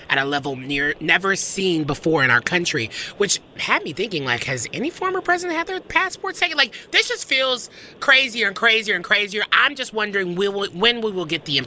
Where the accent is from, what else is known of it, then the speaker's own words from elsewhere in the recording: the South, United States; I'm someone from the South